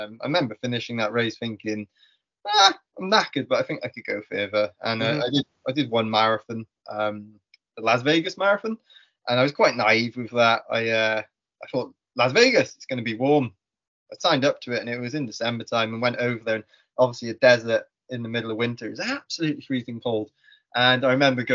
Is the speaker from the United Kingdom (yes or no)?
yes; Welsh, Wales, United Kingdom; being Welsh